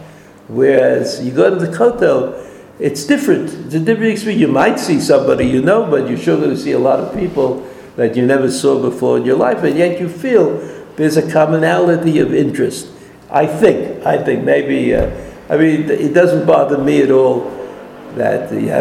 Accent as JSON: {"language": "English", "region": "New York", "country": "United States", "tie": "born or raised there", "moved": "yes", "lives_now": "Israel", "said": "I didn't grow up in America, I grew up in New York"}